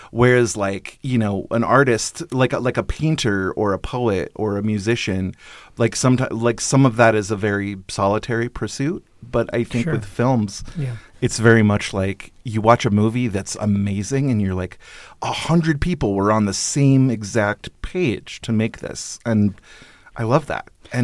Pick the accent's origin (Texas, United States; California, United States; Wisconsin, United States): California, United States; Paradise; born there; also born or lived in Alaska; A little bit, yeah. I was on and off in Alaska for a while. I was born in Northern California in Paradise, actually